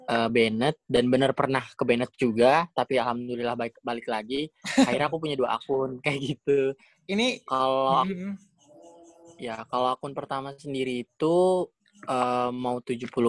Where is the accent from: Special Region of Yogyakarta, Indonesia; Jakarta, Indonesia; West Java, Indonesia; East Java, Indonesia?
West Java, Indonesia; Cirebon; aku ya aku asal Cirebon oh dari Cirebon berarti bisa bahasa Jawa dong